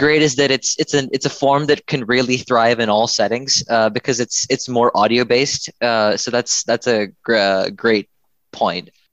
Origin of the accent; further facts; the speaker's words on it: Houston, Texas, United States; I'm from Texas, and uh, I'm from a, the part of Texas which we get a bunch of hurricanes. I'm from Houston